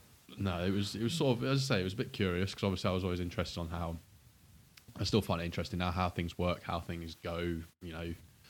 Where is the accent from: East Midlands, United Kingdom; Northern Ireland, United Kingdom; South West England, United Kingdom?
East Midlands, United Kingdom; Rothley; grew up in a little village just outside Leicester called Rothley.